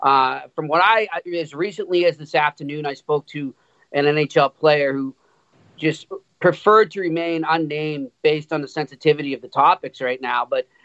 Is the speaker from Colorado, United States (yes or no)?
no; Boston, Massachusetts, United States; accent: Boston; I was in Montreal, man, and I was getting worried I was losing my Boston accent.